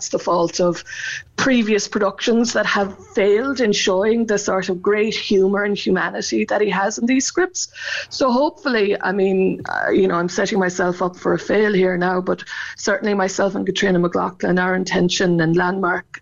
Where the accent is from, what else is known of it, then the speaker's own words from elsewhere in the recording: Cork, Munster, Ireland; moved away; I come from Arhila, but my mum was from Bear and dad from Coolay, so I know that part of the country very well